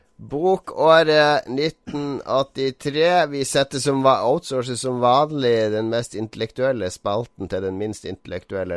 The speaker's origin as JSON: {"language": "Norwegian", "town": "Harstad", "region": "Troms", "country": "Norway", "tie": "born or raised there", "said": "en spent elleveåring hjemme i Harstad"}